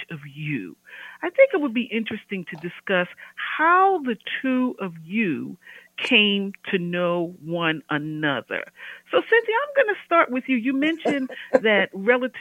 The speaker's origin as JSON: {"language": "English", "region": "Pennsylvania", "country": "United States", "said": "I'm from Pennsylvania"}